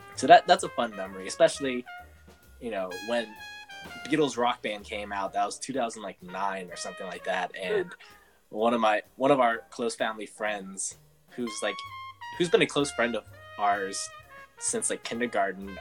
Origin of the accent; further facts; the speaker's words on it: San Francisco, California, United States; I'm from San Francisco and like growing up on like opposite coasts